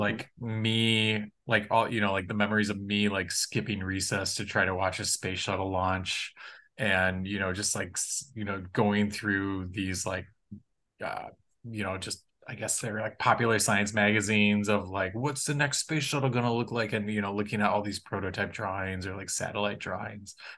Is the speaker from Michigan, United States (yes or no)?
yes; Kalamazoo, Michigan, United States; I grew up in Michigan in Kalamazoo, Michigan